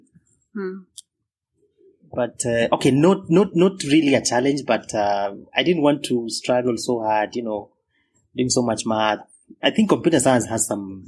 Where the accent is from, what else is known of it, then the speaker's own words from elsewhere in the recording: Kenya; moved away as an adult; also born or lived in India; being Kenyan, never been abroad before, never been even to Uganda. I was, you know, purely Kenyan.